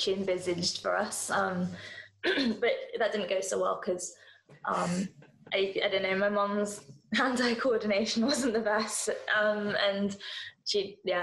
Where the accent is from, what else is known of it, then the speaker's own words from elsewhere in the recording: Hong Kong; also born or lived in India (ancestry); now in London, United Kingdom; I'm Indian by descent, even though we grew up in Hong Kong